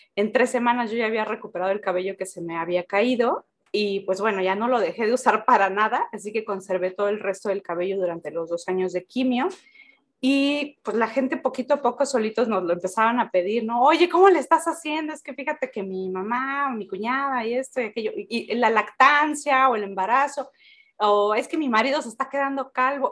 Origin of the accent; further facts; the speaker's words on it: Oaxaca, Mexico; somos oaxaqueños